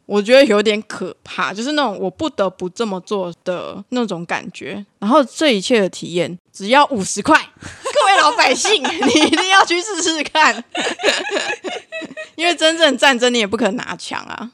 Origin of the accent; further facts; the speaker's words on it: Taiwan; 我们台湾人的感觉